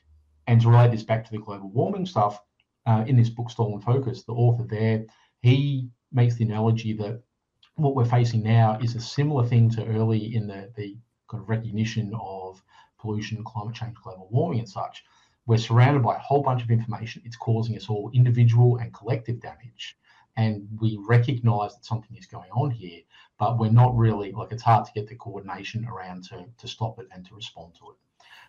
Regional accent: Australia; So, you know, I'm Australian, but white Australian with a European heritage and things like that.

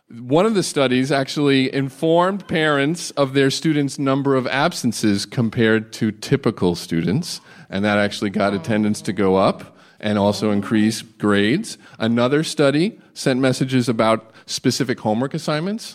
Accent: United States; I'm from just outside the D.C. area

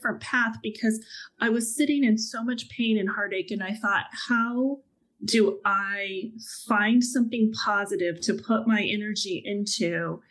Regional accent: Dallas, Texas, United States; moved away; I just landed myself back in Texas, which is my hometown of Dallas

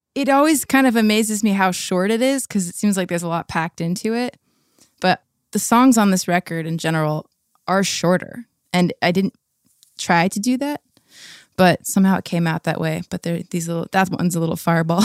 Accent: La Habra, California, United States; now in Seattle, United States; I grew up in La Habra, Fullerton area

